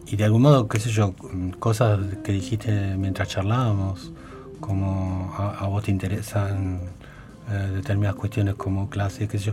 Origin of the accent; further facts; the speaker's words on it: Baradero, Buenos Aires Province, Argentina; moved away; era mi pueblo